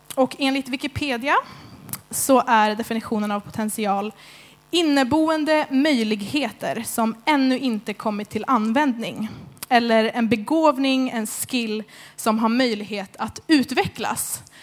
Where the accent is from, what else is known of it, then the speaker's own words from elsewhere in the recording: Märsta, Stockholm County, Sweden; moved away as an adult; now in Skövde, Sweden; Jag är från Stockholm egentligen, Märsta